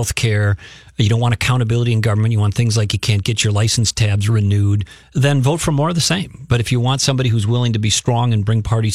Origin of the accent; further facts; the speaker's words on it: South St. Paul, Minnesota, United States; I grew up in South St. Paul